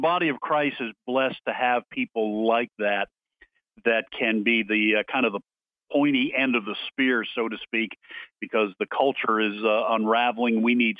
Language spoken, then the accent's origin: English; Boston, Massachusetts, United States; now in Tupelo, United States; I'm actually from the Boston area, but I married a Mississippi girl. We're located in Tupelo.